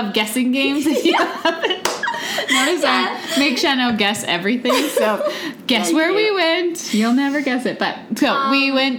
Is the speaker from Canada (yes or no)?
yes; Calgary, Alberta, Canada; I've never been, and I grew up in Calgary.